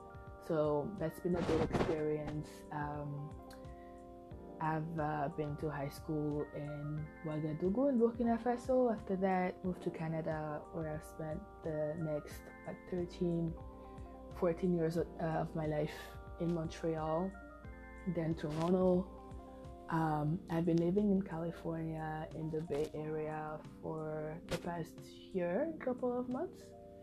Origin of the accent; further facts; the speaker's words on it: Bouaké, Vallée du Bandama, Côte d’Ivoire; born there; I was born in Ivory Coast, in Bouaké, a few years back. I'm 31 years old.